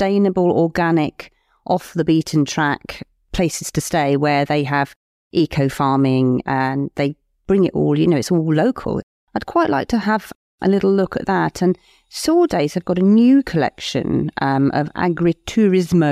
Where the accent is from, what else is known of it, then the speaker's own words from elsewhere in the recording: Cornwall, South West England, United Kingdom; moved away; I am from Cornwall